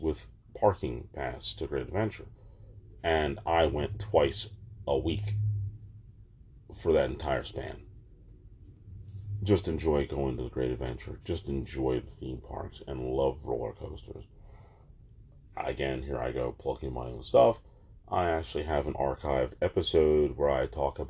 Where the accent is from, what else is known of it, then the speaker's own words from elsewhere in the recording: Jersey Shore, New Jersey, United States; also born or lived in Manchester, New Jersey; I was from the Jersey Shore, probably no more than 20 minutes away from the beach. But after high school, I moved to Manchester